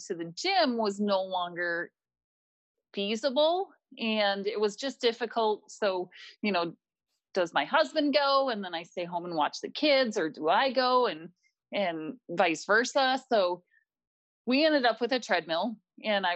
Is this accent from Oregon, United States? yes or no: no; Minneapolis, Minnesota, United States; I was born and raised here in Minnesota in the Minneapolis area.